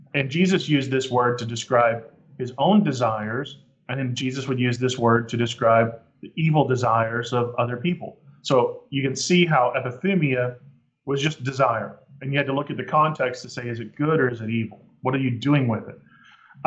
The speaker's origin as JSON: {"language": "English", "region": "Texas", "country": "United States", "said": "I'm from Texas"}